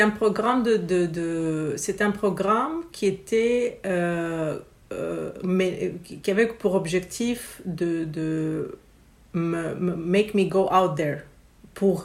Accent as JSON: {"language": "French", "country": "Romania", "moved": "yes", "lives_now": "Quebec, Canada", "said": "je viens de Roumanie originairement. Euh, notre famille est un mix méditerranéen en fait, Grèce, Italie, Bulgarie, et puis voilà, je suis née en Roumanie."}